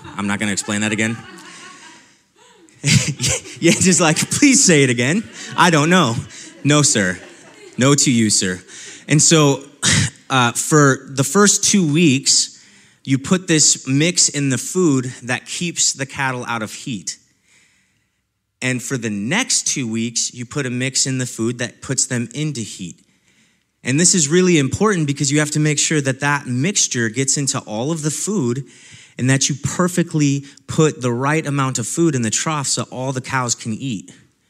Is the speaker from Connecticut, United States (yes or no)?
no; Nebraska, United States; the time that I spent as a ranch hand on a ranch in my hometown in Nebraska.